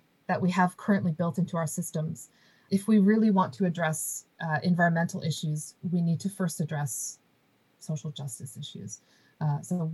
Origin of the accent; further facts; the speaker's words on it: United States; moved away; I was born and raised in the United States